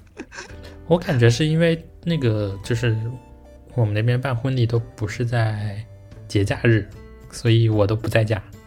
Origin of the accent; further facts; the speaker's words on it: Wenzhou, Zhejiang, China; moved away; 我在小时候在温州的时候从来没有磕过头